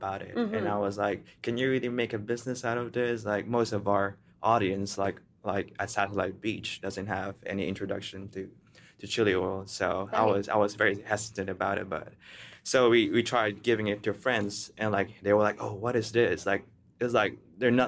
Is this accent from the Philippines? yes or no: yes; Philippines; moved away; I'm from Philippines originally